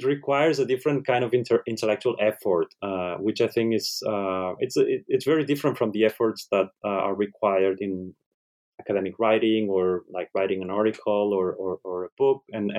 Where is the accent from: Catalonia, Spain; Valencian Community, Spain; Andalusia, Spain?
Catalonia, Spain; first language ca; English is a second language; translate it into Catalan language, which is my mother tongue